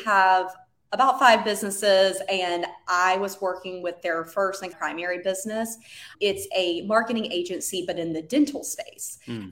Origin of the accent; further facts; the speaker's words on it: North Carolina, United States; moved away as an adult; now in San Diego, United States; we're originally from North Carolina, and hence the accent